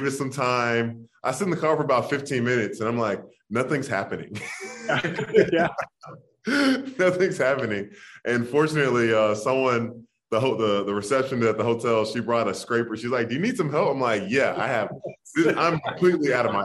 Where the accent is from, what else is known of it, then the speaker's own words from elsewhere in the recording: Jacksonville, Florida, United States; I'm a Florida boy. I'm from Jacksonville